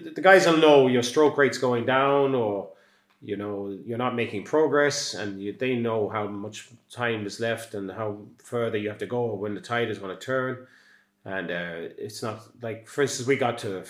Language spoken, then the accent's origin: English; Castledermot, Leinster, Ireland; now in Skibbereen, Ireland; I come from Castlelermot, which is just outside Dublin and really easy to get